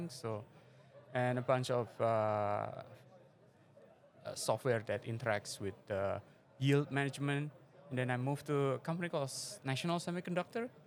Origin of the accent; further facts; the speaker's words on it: Semarang, Central Java, Indonesia; moved away as an adult; also born or lived in Jakarta / San Jose, California; in a city called Semarang. It's in Central Java, and then I went to Jakarta, and then spent my youth there and studied computer science in San Jose State university.